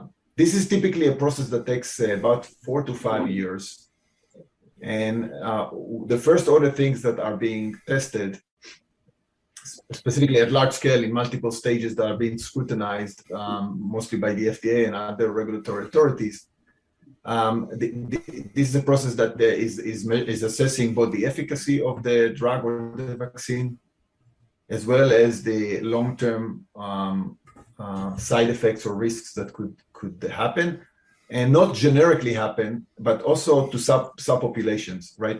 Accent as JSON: {"language": "English", "country": "Israel", "tie": "born or raised there", "moved": "as an adult", "lives_now": "Cambridge, United States", "said": "I was born in Israel. I spent almost 12 years in the Israeli military"}